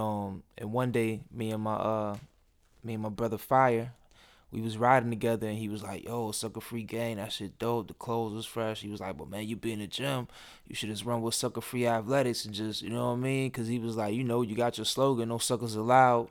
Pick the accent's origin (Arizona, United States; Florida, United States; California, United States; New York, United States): New York, United States; Rochester; moved away as an adult; now in Atlanta, United States; growing up in Rochester